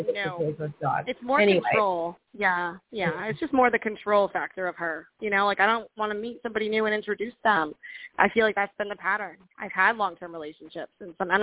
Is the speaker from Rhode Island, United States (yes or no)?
yes; Rhode Island, United States; now in Connecticut, United States; I'm from Rhode Island, but I live in Connecticut now